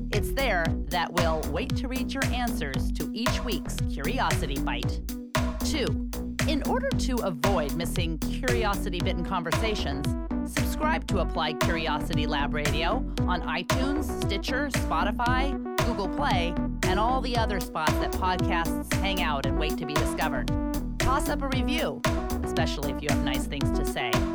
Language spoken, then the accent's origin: English; Portland, Oregon, United States; we grew up here in Portland, Oregon.